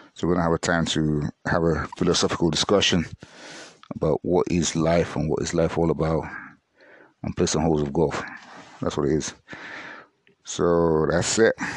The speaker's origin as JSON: {"language": "English", "country": "Nigeria", "said": "I'm a Nigerian"}